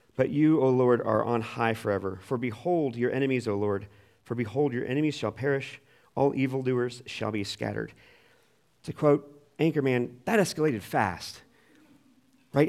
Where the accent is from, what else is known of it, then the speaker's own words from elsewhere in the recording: United States; as American twenty-first century Christians